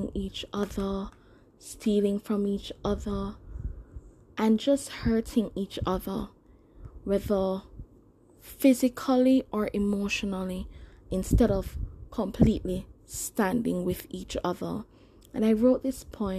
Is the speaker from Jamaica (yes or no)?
yes; Jamaica; I'm Jamaican. You know, the country is predominantly black.